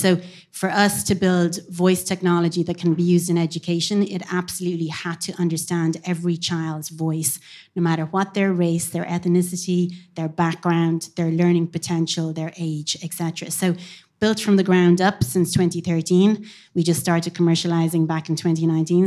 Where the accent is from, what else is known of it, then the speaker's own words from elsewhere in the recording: Cork, Munster, Ireland; now in Dublin, Ireland; I am from Cork, but I live here in Dublin a long time